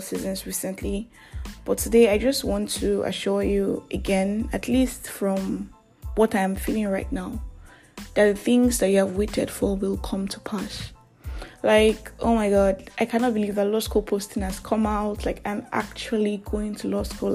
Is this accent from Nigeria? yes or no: yes; Nigeria; I am that Nigerian Christian talkaholic